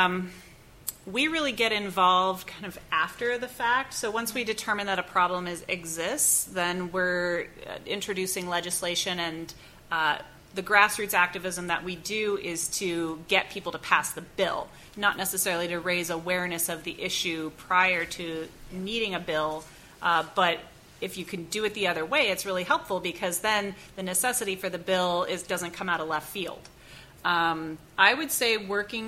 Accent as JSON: {"language": "English", "region": "Oregon", "country": "United States", "tie": "born or raised there", "said": "Oregon, my home state"}